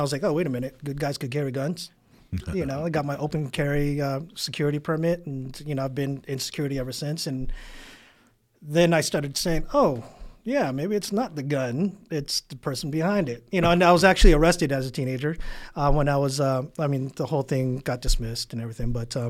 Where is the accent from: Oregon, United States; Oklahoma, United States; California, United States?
California, United States; San Diego; South Bay, San Diego, 92154. Graduated Southwest High School. Actually, high school dropout.